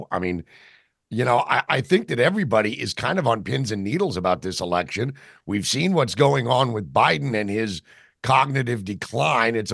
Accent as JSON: {"language": "English", "region": "Georgia", "country": "United States", "moved": "yes", "lives_now": "Jersey Shore, United States", "said": "I know I'm from Georgia. I live on I live on the Jersey Shore, but my family lives in Georgia."}